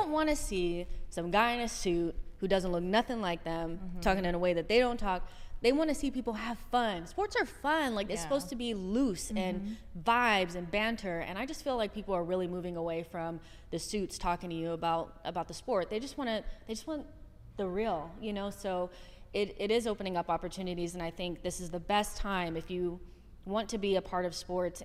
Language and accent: English; United States; moved away as an adult; now in United Kingdom; I'm American